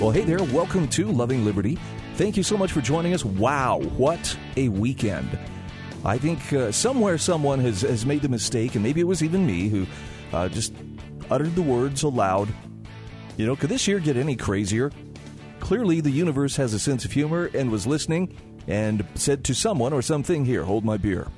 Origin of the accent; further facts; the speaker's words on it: Utah, United States; my home state of Utah